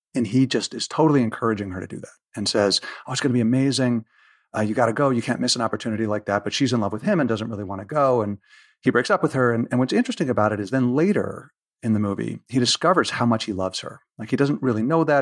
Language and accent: English; United States; I'm excessively American